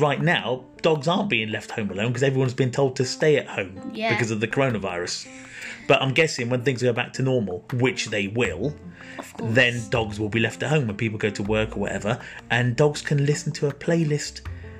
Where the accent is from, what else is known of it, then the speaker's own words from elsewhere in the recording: Peterborough, East of England, United Kingdom; I'm also, we're both from Peterborough. And I'm 46.